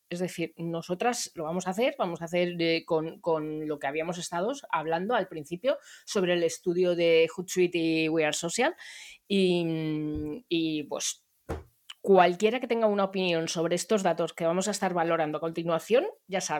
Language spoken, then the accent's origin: Spanish; Barcelona, Catalonia, Spain; Pues em, yo soy de Barcelona